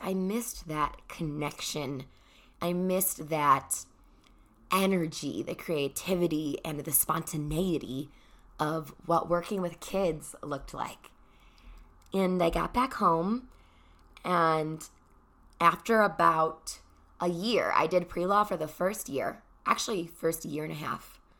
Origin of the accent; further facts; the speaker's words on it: Chicago, Illinois, United States; I'm from Chicago